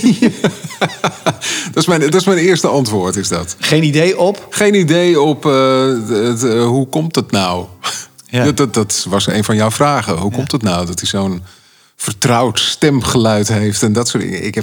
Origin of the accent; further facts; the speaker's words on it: Amsterdam, North Holland, Netherlands; also born or lived in Schagen; Ik kom uit Amsterdam en ik heb mijn huis verkocht afgelopen jaar. En ik mag hier heel eventjes bivakeren in, in het prachtige Noord-Holland, waar ik ook vandaan kom.